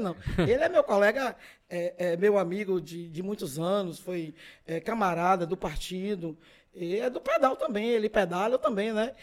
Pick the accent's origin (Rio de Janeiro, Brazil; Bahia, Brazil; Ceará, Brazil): Bahia, Brazil; Feira de Santana; also born or lived in Tabuna; Eu me criei ali na Calilândia. Não nasci em feira, nasci em Tabuna, vim morar aqui em 55. Nasci em julho. Em setembro, meu pai veio morar aqui